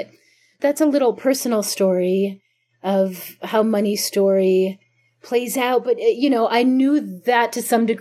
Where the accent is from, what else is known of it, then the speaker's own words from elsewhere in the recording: Chicago, Illinois, United States; moved away; also born or lived in Jerusalem; where I grew up in Chicago in the suburbs